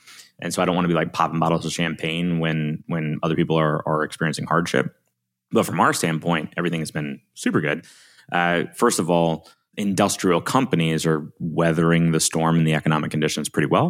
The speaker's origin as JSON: {"language": "English", "region": "Alabama", "country": "United States", "accent": "Southern", "said": "I'm from Alabama"}